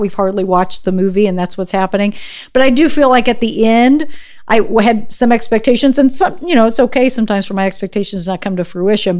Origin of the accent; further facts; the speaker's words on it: Missouri, United States; I'm from Missouri